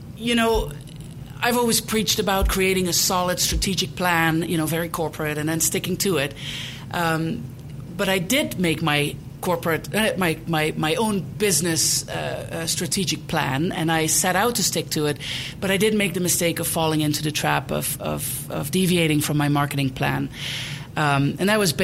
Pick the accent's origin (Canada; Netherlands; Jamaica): Netherlands; English is a second language; moved away as an adult; also born or lived in East Coast, United States / Prescott, Arizona; now in Denver, United States; I was born and raised in the Netherlands, or Holland, as most people call it.